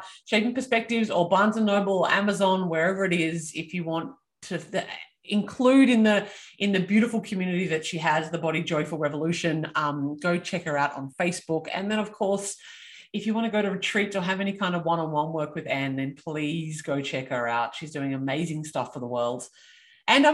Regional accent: Australia; I am Australian

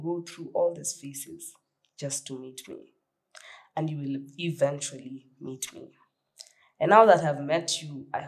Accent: Nairobi, Kenya; I grew up in Kariobangi North

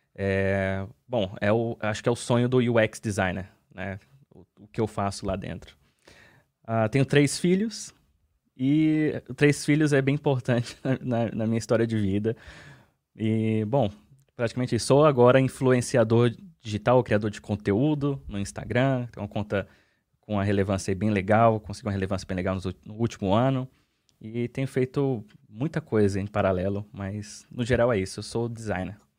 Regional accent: Brasília, Federal District, Brazil; moved away as an adult; now in Finland; Eu sou de Brasília

